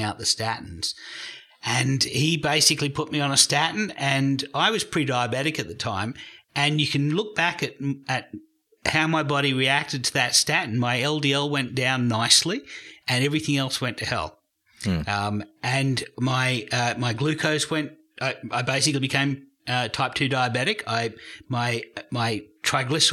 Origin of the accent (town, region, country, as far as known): Australia